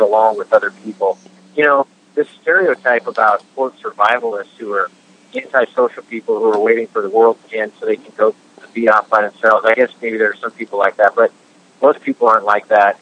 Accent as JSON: {"language": "English", "region": "Washington", "country": "United States", "said": "Washington State, my home state"}